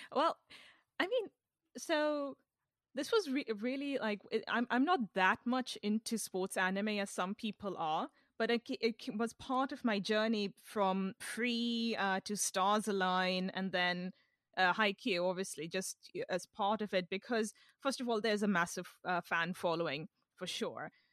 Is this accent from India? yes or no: yes; India; now in London, United Kingdom; since I was a kid growing up in India